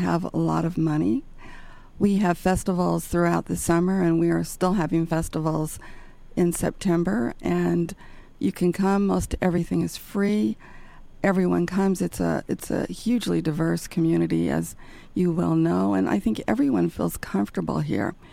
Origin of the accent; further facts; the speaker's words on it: Salt Lake City, Utah, United States; moved away as an adult; now in New Haven, United States; I'm from Salt Lake City, Utah.